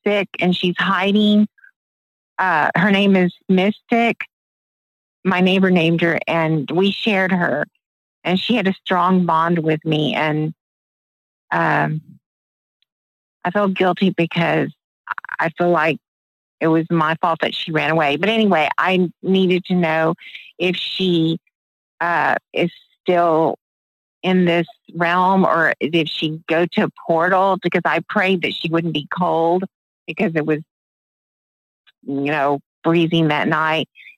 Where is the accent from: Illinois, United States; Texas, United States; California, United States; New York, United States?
Texas, United States; Houston; now in Lawton, United States; from Houston, Texas, but I've been in Lawton, Oklahoma for a long time.